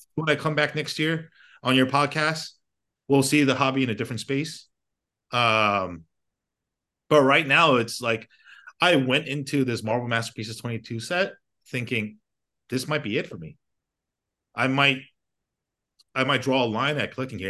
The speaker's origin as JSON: {"language": "English", "country": "United States", "tie": "born or raised there", "said": "I grew up in America"}